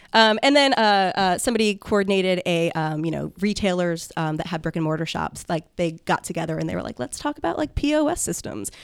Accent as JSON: {"language": "English", "town": "Lima", "region": "Ohio", "country": "United States", "tie": "born or raised there", "lives_now": "Columbus, United States", "said": "I grew up in Lima, Ohio"}